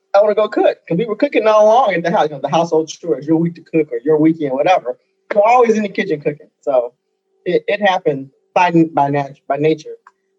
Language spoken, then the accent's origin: English; Chicago, Illinois, United States; moved away; also born or lived in Dallas; I grew up in the Chicago area and great restaurants all around.